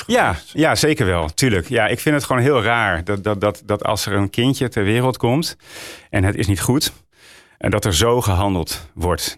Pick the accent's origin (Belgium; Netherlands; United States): Netherlands; Roden, Drenthe; also born or lived in Friesland / Groningen; ik kom uit Noord-Nederland